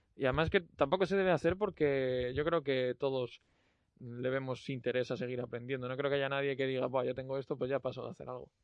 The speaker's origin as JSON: {"language": "Spanish", "town": "León", "region": "Castile and León", "country": "Spain", "said": "los que somos de León"}